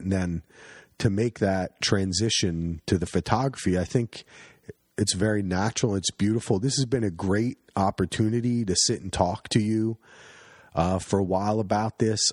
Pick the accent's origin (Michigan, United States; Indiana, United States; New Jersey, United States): New Jersey, United States; Union County; also born or lived in New York; now in Oregon, United States; not a lot of hunting in Union County, New Jersey